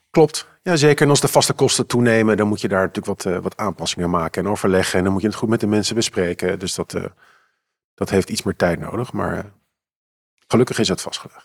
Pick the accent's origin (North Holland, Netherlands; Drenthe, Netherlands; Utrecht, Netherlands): North Holland, Netherlands; Amsterdam; Ik ben geboren en getogen in Amsterdam.